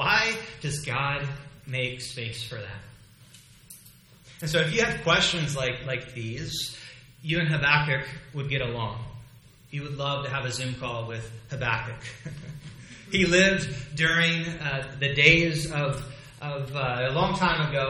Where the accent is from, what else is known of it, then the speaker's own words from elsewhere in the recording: United States; As an American